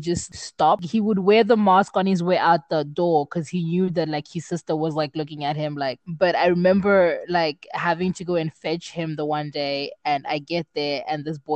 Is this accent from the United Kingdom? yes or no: no; Zimbabwe; now in South Africa; I come from Zimbabwe